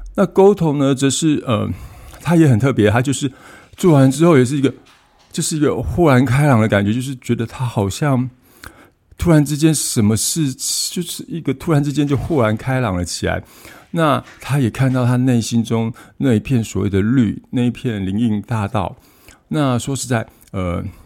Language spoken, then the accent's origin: Chinese; Taiwan; 我们台湾这边